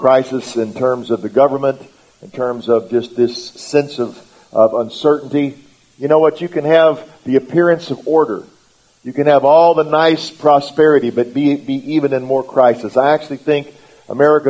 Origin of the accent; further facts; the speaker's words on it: United States; first language English; I'm in English, American, which means I just speak English